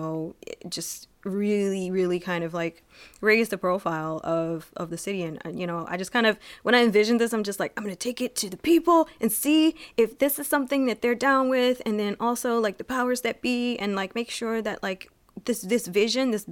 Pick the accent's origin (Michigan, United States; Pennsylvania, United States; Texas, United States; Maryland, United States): Michigan, United States; Detroit; also born or lived in Harper Woods, Michigan; growing up in Detroit